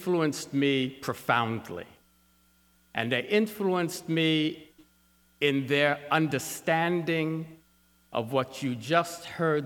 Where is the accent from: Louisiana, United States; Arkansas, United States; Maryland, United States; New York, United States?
New York, United States; Syracuse, New York City, United States; I was born in New York City, and my parents, right after I was born, moved to Syracuse, New York